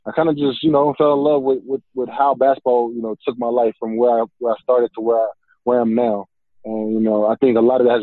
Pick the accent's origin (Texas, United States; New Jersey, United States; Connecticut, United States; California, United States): California, United States; Bay Area; also born or lived in Fresno; now in Puerto Rico; I'm originally from the Bay Area, and just growing up, my family's big